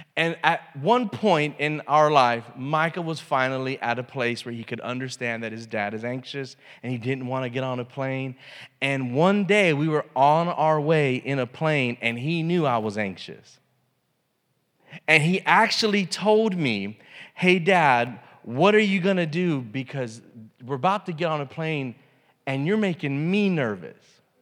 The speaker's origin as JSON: {"language": "English", "country": "United States", "said": "as an American"}